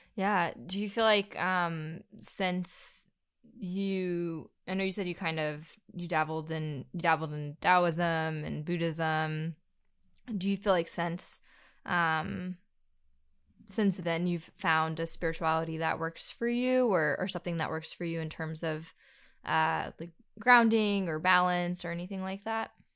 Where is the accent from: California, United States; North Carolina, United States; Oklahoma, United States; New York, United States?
North Carolina, United States; that's where I was born